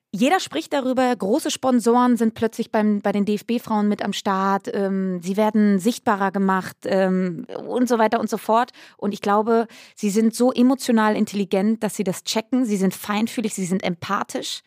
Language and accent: German; Schladern, North Rhine-Westphalia, Germany; also born or lived in Cologne; now in Berlin, Germany; Ich bin ähm, ja auf dem Dorf groß geworden, Köln geboren, aber mit fünf Jahren dann aufs Dorf gezogen